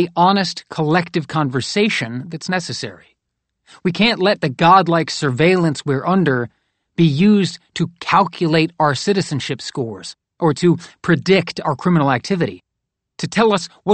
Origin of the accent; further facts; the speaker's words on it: North Carolina, United States; which is partially located in my home state of North Carolina